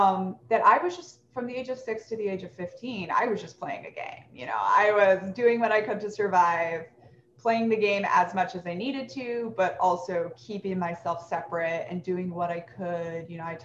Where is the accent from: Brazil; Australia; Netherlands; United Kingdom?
Brazil; also born or lived in Philippines / Japan / Peru / United States; I was born in the Philippines, lived in Japan briefly as a child, Peru briefly as a child, and then 10 years in Brazil. And then a little bit in the US and a little bit in Mexico after that.